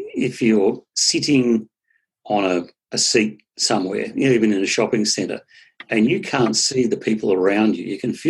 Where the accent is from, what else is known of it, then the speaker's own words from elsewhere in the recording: South coast of New South Wales, Australia; I'm actually from New South Wales